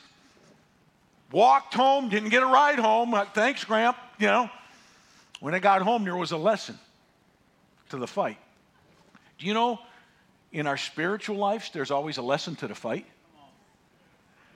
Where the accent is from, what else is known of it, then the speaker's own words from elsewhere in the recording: Northeast, United States; I grew up in the Northeast